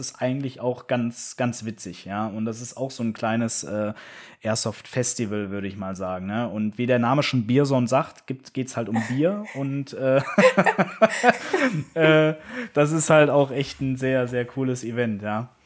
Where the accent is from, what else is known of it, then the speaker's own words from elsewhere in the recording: Koblenz, Rhineland-Palatinate, Germany; meine Heimatstadt Koblenz